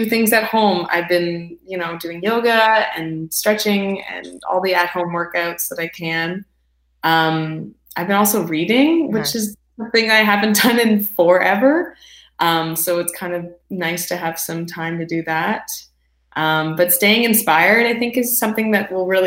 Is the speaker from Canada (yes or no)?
yes; Ottawa, Ontario, Canada; moved away as an adult; now in Toronto, Canada; I come from Ottawa originally, but I moved to Toronto to go to school at Ryerson.